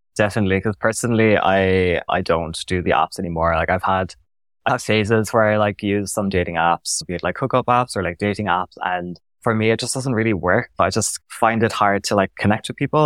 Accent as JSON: {"language": "English", "town": "Cork", "region": "Munster", "country": "Ireland", "moved": "as an adult", "lives_now": "Berlin, Germany", "said": "coming from Ireland, I lived in Cork in the south of Ireland"}